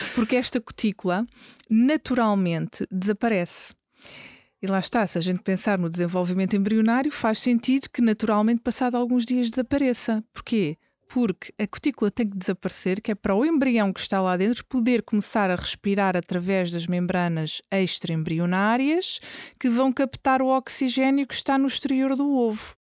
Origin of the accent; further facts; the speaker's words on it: Lisbon, Portugal; Eu cresci, cresci em Lisboa, nasci em Lisboa, cresci em Lisboa, estudei em Lisboa